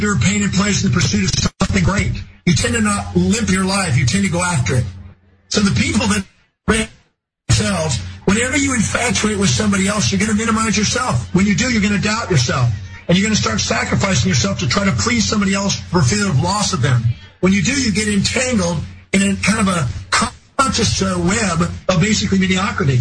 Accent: United States; I was born on Thanksgiving Day in America

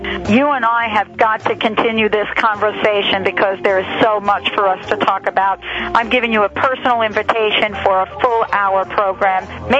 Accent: New York, United States; accent: New York; my New York accent came out there.

